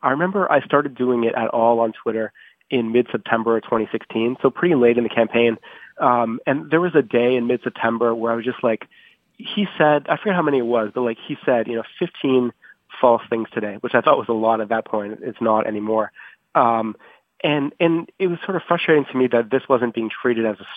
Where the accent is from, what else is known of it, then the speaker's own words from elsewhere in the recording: Canada; moved away as an adult; now in Washington, United States; as a Canadian correspondent in Washington